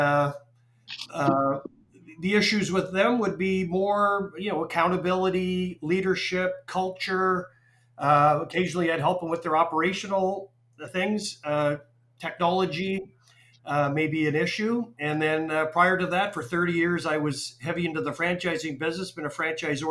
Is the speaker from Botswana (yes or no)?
no; Calgary, Alberta, Canada; moved away as an adult; also born or lived in Waterloo, Canada / Toronto, Canada; now in Atlanta, United States; I'm from Calgary. I'm a dual citizen, Canadian US. I've lived in the US since 1988, but I'm from Calgary